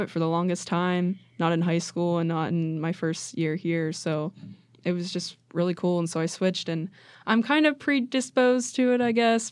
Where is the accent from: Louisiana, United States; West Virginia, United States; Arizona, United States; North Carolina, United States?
West Virginia, United States; Wheeling; I am from Wheeling, West Virginia